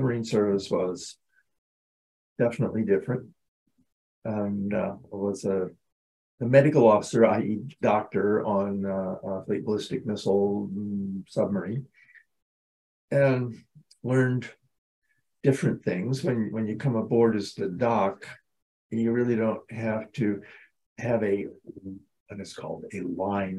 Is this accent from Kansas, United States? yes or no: yes; Southeast Kansas, United States; moved away as an adult; now in Elmira, United States; I grew up in Southeast Kansas